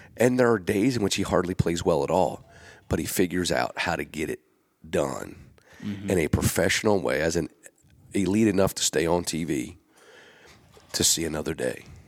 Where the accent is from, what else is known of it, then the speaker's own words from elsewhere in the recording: Gettysburg, Pennsylvania, United States; now in Nashville, United States; I grew up in Gettysburg